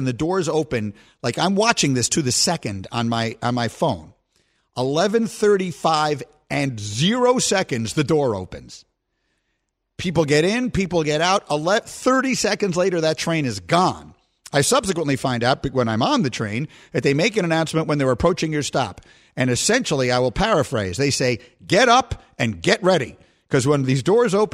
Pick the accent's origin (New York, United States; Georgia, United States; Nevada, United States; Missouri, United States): New York, United States; my hometown of New York